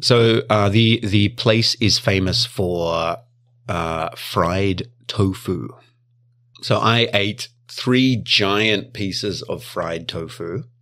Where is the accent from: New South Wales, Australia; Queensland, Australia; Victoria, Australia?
Victoria, Australia; now in Japan; in my hometown, it's called Vic Roads. Victorian Roads.